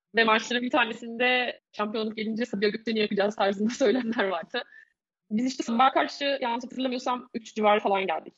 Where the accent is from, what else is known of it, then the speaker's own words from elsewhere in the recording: Bursa, Turkey; also born or lived in Istanbul; Ben İstanbul doğumluyum, 1983 doğumluyum. Çocukluğum İstanbul'da değil, Bursa'da geçti daha çok.